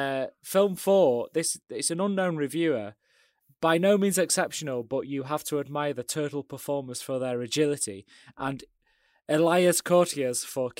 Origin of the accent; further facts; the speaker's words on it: United Kingdom; being British